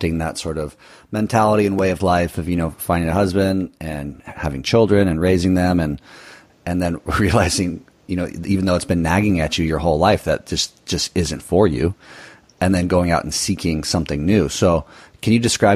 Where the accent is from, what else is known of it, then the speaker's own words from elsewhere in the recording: Costa Mesa, California, United States; moved away; also born or lived in Newport Beach, California; I grew up in Southern California, Costa Mesa, Newport Beach area